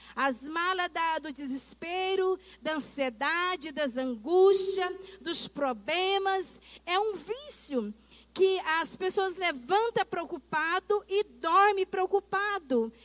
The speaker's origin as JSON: {"language": "Portuguese", "country": "Brazil"}